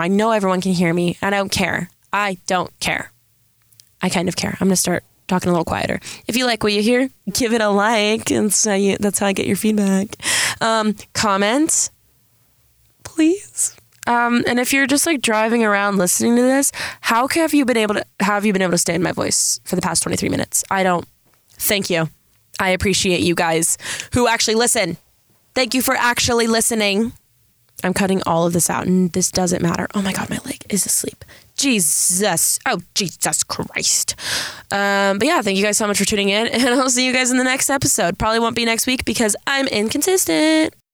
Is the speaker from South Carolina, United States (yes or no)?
no; San Diego, California, United States; accent: Valley girl; I'm from San Diego